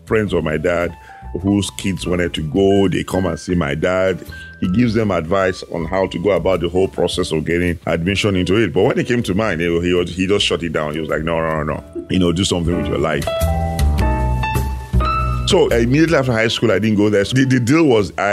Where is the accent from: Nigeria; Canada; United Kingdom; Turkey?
Nigeria; moved away as an adult; also born or lived in Houston; now in United States; I'm originally from Nigeria, born and raised there.